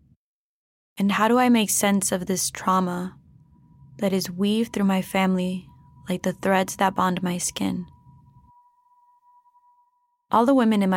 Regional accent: United States; now in Mexico; De los Estados Unidos, the United States

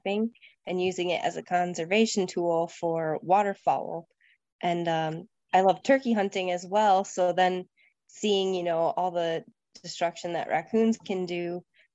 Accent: Michigan, United States; I'm from Michigan, and I was raised like hunting, fishing

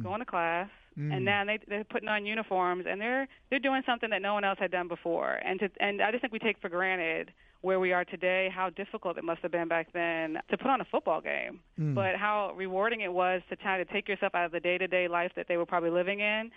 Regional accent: New York City, New York, United States; I grew up in New York, and my mom didn't go to college

